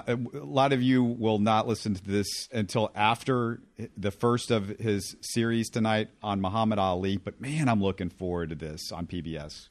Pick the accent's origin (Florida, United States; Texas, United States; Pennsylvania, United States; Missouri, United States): Texas, United States; Houston; also born or lived in Little Rock / Memphis; I grew up in Sharpstown, which is now Chinatown, but that's the area I, I grew up in for eighteen years before I went off to college